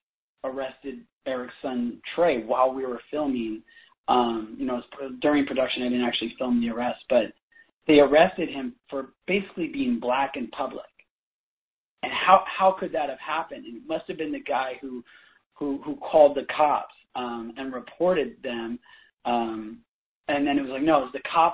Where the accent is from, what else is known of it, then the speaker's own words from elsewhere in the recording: Bay Area, California, United States; I grew up in the Bay Area